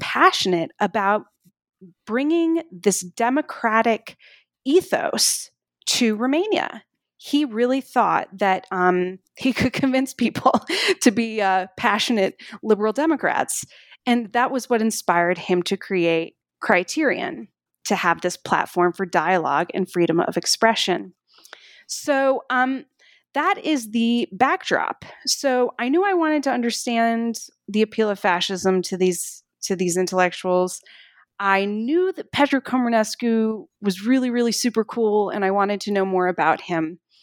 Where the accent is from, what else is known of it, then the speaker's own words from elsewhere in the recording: Durham, North Carolina, United States; growing up in the eighties, uh, in Durham, North Carolina. That's where I grew up